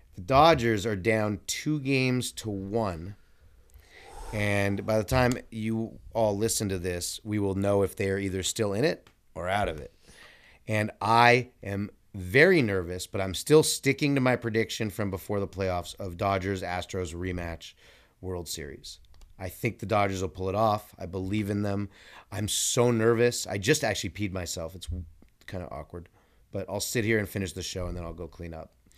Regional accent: California, United States; I'm from California too

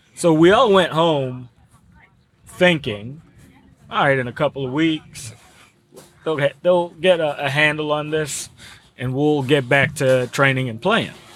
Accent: Cameroon; also born or lived in Georgetown College, Kentucky; now in Woodford County, Kentucky, United States; I'm originally from Cameroon in West Africa

